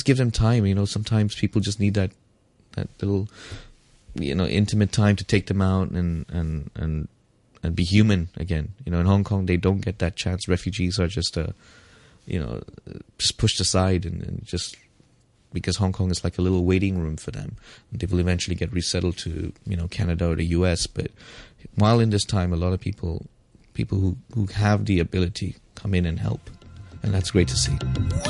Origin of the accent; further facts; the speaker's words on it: India; English is a second language; I come from India where, you know, yes, we think it's a poor country or whatever, but it's not as bad as coming from a war-torn country.